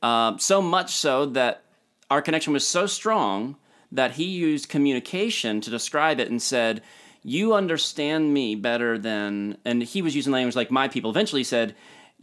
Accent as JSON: {"language": "English", "region": "Florida", "country": "United States", "said": "I came from South Florida and I don't understand."}